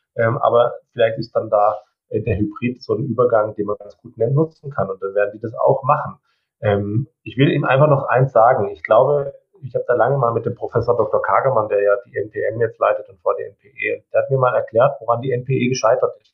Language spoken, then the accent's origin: German; Baden-Württemberg, Germany; ich komme aus Baden-Württemberg